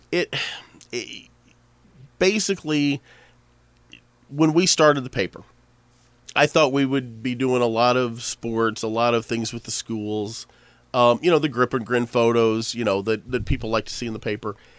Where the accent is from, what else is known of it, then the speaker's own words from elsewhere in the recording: Pinckneyville, Illinois, United States; I grew up in Pinckneyville. You know, I grew up, like, eight miles out of town